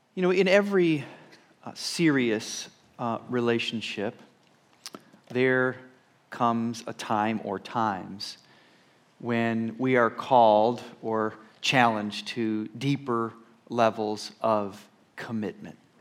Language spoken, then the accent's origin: English; Rochester, New York, United States; moved away as an adult; also born or lived in Texas; being a senior pastor here, uh, in my hometown